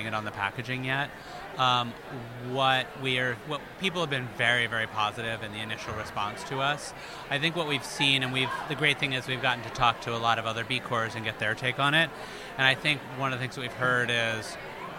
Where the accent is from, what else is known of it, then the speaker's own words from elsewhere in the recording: Southern California, United States; now in Northern New England, United States; I'm originally from Southern California and I now live in Northern New England.